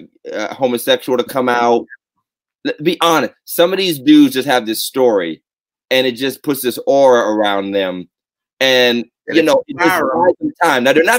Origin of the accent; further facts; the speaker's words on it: Southington, United States; growing up in Southington and moving there when I was going to the sixth grade, which is a formative year